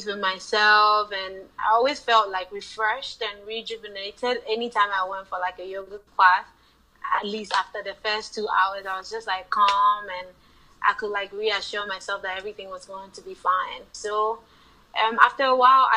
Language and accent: English; Ghana; moved away as an adult; also born or lived in Chicago, Illinois, United States; I lived in Chicago, Illinois, but I was born and raised in Ghana